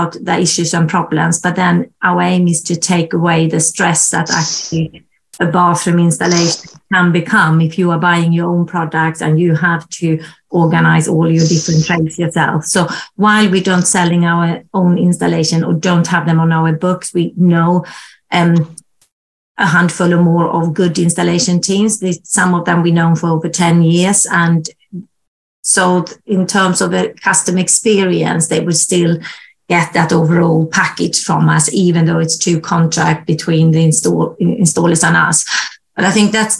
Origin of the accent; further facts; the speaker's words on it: Sweden; also born or lived in Germany; now in United Kingdom; I'm originally from Sweden